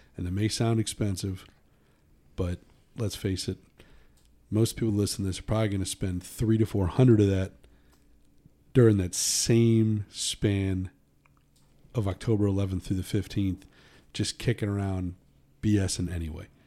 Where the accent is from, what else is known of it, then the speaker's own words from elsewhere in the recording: United States; I'm from the United States.